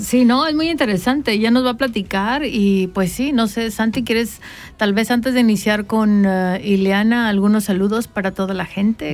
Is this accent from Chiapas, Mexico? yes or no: yes; Tapachula, Chiapas, Mexico; now in Switzerland; hasta Tapachula, de donde yo soy